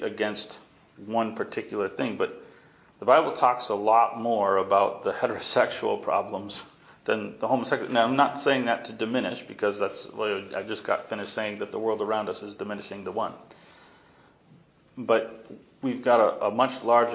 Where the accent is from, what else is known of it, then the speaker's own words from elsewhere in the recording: the East, United States; moved away; I grew up in the East